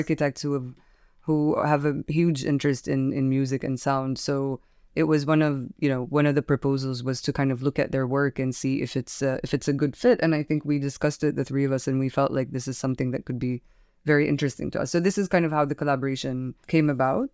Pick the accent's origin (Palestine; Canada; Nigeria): Palestine; now in Beirut, Lebanon; I'm a curator from Palestine